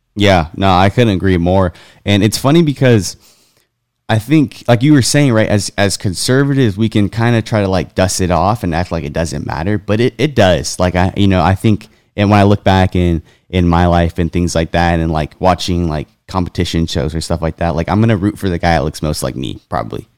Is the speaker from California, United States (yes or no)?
yes; California, United States; I grew up in California